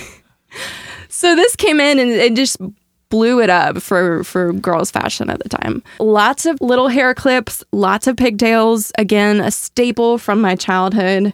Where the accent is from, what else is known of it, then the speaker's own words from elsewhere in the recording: Kansas City, Midwest, United States; I'm from the Midwest